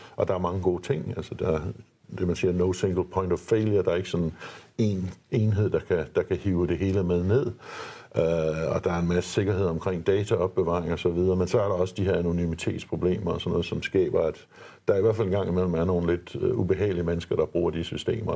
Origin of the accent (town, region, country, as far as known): Denmark